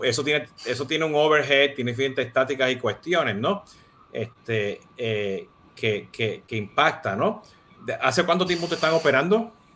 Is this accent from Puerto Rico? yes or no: yes; Puerto Rico; now in Miami, United States; siendo puertorriqueño y, y asirio dominicano